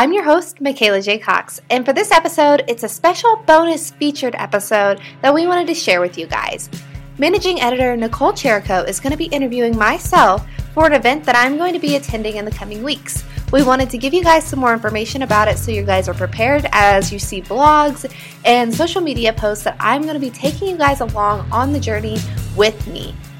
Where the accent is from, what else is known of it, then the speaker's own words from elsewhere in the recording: Midwest, United States; I came from the Midwest, so I am, you know, familiar with riding outdoors.